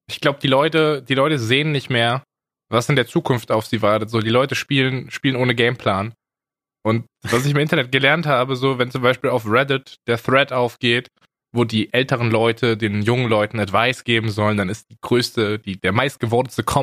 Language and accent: German; Baden-Württemberg, Germany; die Landesgartenschau bei mir zu Hause in meiner alten Heimatstadt in Baden-Württemberg.